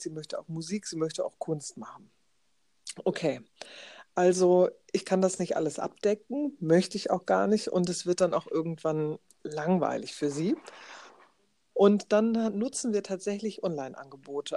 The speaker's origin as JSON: {"language": "German", "region": "Schleswig-Holstein", "country": "Germany", "said": "hier bei uns in Schleswig-Holstein"}